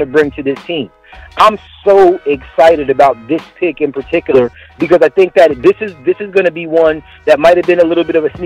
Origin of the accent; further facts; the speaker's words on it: California, United States; I grew up in Cali, and I spent a lot of time there